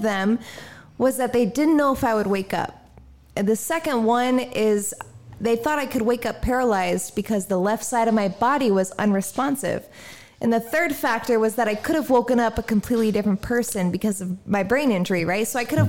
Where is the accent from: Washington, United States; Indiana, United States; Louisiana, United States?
Indiana, United States; now in San Diego, United States; Like I moved out to San Diego from Indiana on my own.